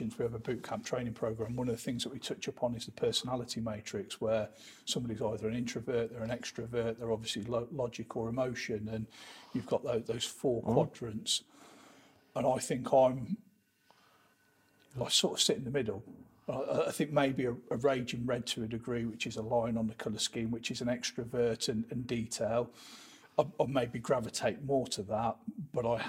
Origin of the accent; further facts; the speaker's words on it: Leamington Spa, West Midlands, United Kingdom; born and bred in Leamington Spa